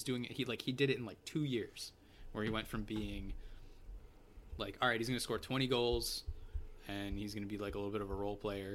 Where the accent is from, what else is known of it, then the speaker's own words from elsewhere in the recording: Amherst, Massachusetts, United States; I'm from Amherst, Massachusetts, and I'm a UMass fan.